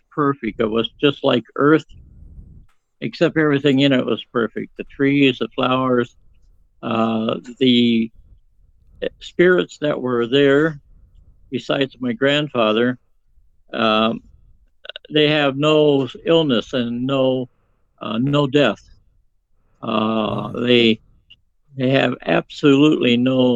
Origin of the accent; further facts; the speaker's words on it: Phoenix, Arizona, United States; I was born in 1949 in Phoenix, Arizona, in the United States.